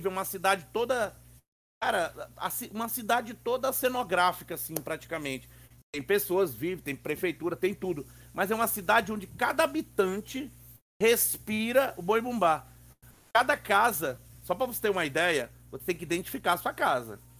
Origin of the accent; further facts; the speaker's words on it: Northeast Region, Brazil; moved away; Eu vim do Nordeste, né? Eu cheguei aqui em 96.